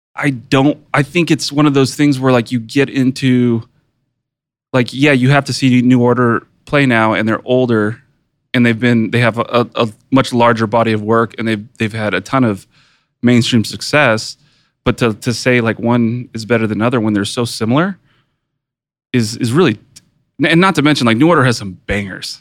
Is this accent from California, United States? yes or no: yes; West Coast, California, United States; me growing up on the West Coast